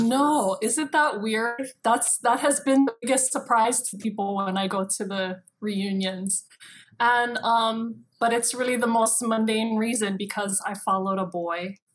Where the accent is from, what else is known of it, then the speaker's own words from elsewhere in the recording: Kailua, Hawaii, United States; also born or lived in Waimea, Hawaii / Los Angeles; I grew up in Kailua